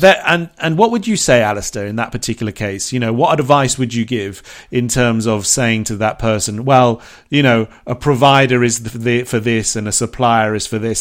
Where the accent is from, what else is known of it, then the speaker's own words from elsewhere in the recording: Bournemouth, South West England, United Kingdom; moved away; there's a shop in England, in my hometown in Bournemouth